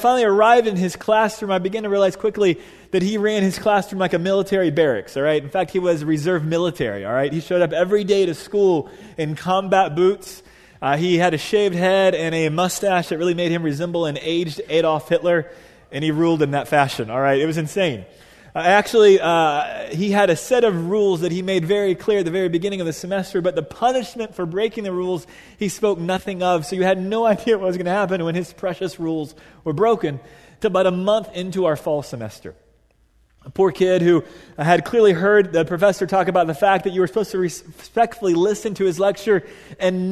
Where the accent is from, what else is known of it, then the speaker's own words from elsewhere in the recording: Dallas, Texas, United States; I grew up in Dallas, Texas at a private Catholic all-guy high school